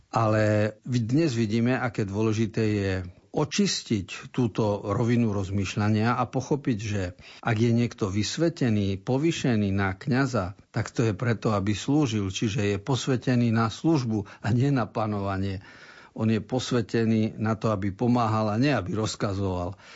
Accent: eastern Slovakia, Slovakia; u nás na východe sa hovorí

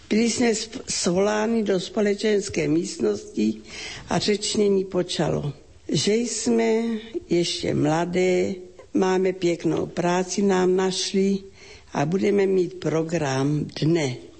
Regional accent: Ratíškovice, South Moravian Region, Czechia; Pocházím z rodiny křesťanské, velmi živá fárnost. To byla obec Ratiškovice na Slovácku, okres Hodonín.

